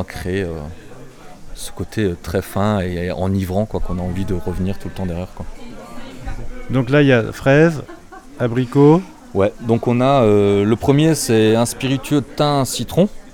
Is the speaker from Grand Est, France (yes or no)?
yes; Alsace, Grand Est, France; accent: Alsatian; j'ai un petit accent alsacien